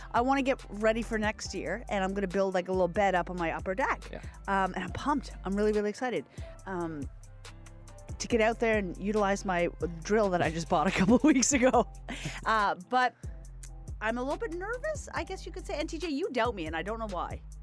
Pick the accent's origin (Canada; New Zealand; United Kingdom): Canada; Nova Scotia; moved away; I'm from Nova Scotia and I'm very proud of my home province.